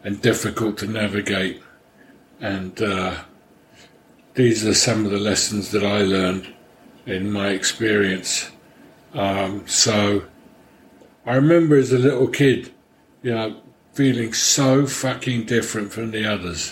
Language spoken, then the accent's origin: English; London, United Kingdom; moved away; I grew up in London, although my mother was from Paris, and my father was a Hungarian refugee.